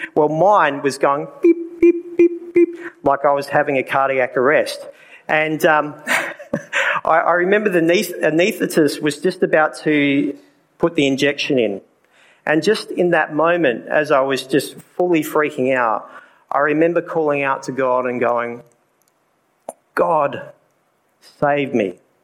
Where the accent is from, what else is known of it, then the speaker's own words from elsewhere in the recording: Port Lincoln, South Australia, Australia; as my accent has already given away, I'm from Australia, a little place called Port Lincoln. That's where it is in South Australia.